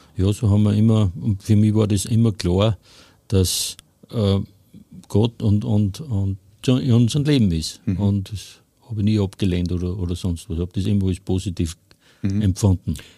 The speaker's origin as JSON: {"language": "German", "town": "Hofkirchen im Traunkreis", "region": "Upper Austria", "country": "Austria", "said": "Ich komme aus Hofkirchen im Traunkreis"}